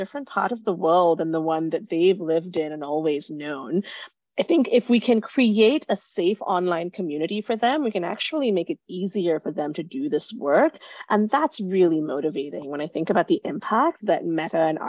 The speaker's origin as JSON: {"language": "English", "country": "Singapore", "tie": "born or raised there", "moved": "yes", "said": "I grew up in Singapore, have lived in a number of different countries since."}